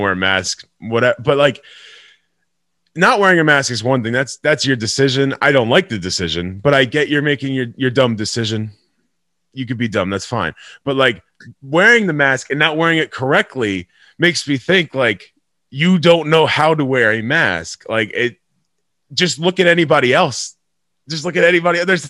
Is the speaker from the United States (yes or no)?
yes; Middletown, New York, United States; moved away; also born or lived in Boston; I'm from Middletown, so I actually lived in Boston. So I was either in Boston or in Middletown, New York